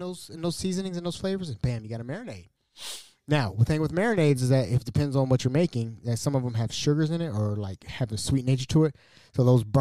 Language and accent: English; United States; As an American, a proud American, a veteran of this wonderful country of ours